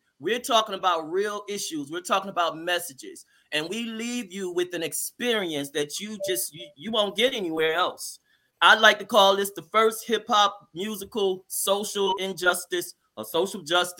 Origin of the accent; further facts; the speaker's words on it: Baton Rouge, Louisiana, United States; also born or lived in Jamaica, Queens, New York; now in New York, United States; I'm from Baton Rouge, Louisiana, originally.